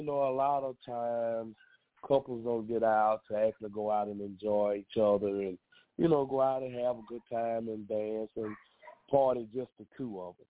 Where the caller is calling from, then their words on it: Laurel, Mississippi, United States; Laurel, Mississippi.